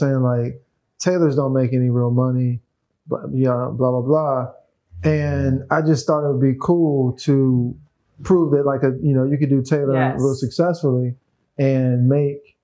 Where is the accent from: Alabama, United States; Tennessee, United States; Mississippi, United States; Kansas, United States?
Tennessee, United States; Memphis; now in California, United States; I'm from Memphis. M-Town